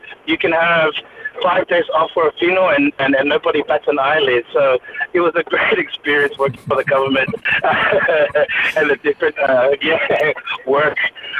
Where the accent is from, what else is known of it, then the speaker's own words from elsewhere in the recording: Samoa; also born or lived in Auckland, New Zealand; now in Australia; So I'm a New Zealand born Samoan, raised in Samoa, but now living in Australia. So I was born in Auckland, New Zealand, raised a little bit in New Zealand, then Australia, and then my early 20s spent that in Samoa